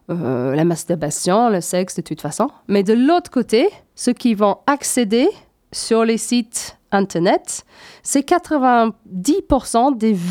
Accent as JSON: {"language": "French", "region": "Scotland", "country": "United Kingdom", "tie": "born there", "said": "70% des jeunes femmes en Écosse, c'est mon pays natal, donc forcément ça, ça m'intéresse"}